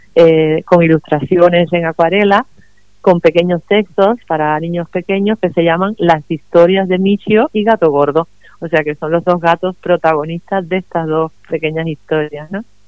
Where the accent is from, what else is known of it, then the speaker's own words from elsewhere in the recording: Cuba; also born or lived in Madrid, Spain; now in Los Alcázares, Spain; yo nací en Cuba, pero hace muchos años que vivo en España, primero en Madrid, que donde llevaba viviendo 20 años, y luego ahora aquí en este pueblo, en Los Alcázares